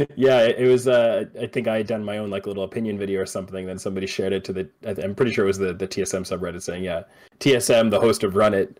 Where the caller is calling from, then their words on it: Vancouver Island, British Columbia, Canada; I'm calling from Vancouver Island in Canada